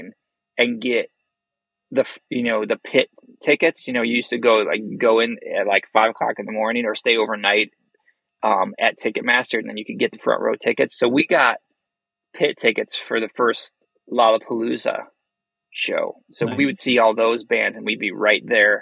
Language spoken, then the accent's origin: English; Chicagoland, Illinois, United States; we're still from Chicagoland